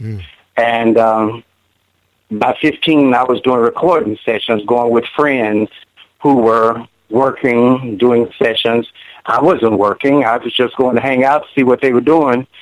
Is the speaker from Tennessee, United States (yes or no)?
yes; Nashville, Tennessee, United States; I grew up here in Nashville, Tennessee. I'm a native Nashvillian. I was born and raised here.